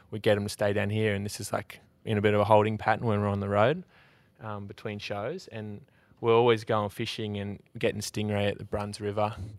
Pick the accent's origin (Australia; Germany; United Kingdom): Australia; my mate Brumby, who I grew up with in Nullarbor